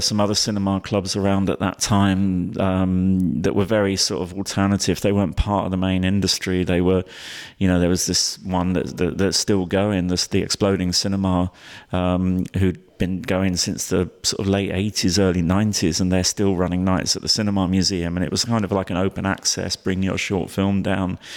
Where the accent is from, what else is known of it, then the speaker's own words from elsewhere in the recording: London, United Kingdom; I grew up in London